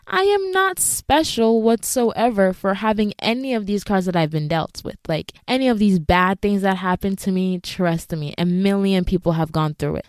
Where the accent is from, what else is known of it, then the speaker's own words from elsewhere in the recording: Ghana; moved away; being a Ghanaian immigrant